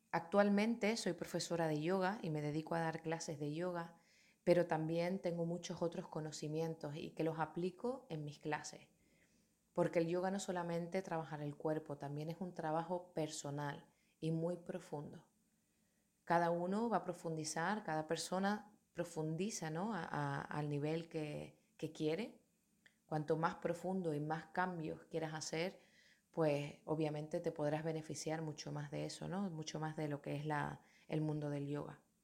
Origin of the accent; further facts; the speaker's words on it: Tenerife, Canary Islands, Spain; Soy de Tenerife, de Canarias, de una comunidad autónoma que pertenece a España